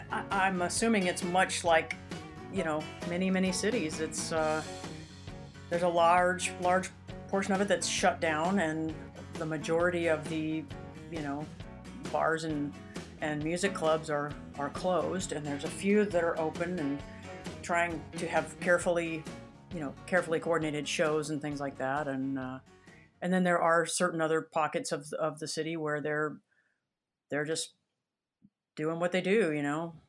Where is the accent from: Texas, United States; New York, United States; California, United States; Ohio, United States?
Texas, United States; Dripping Springs; now in Austin, United States; I was born in Austin, lived here I live in Austin now. I, I've lived here till I was about three or s, three or four, and then we moved out to Dripping Springs, Texas